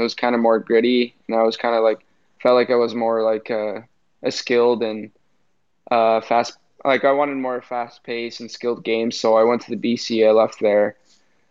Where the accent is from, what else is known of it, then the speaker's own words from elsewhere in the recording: California, United States; moved away as an adult; growing up in California, I started playing roller at the age maybe of four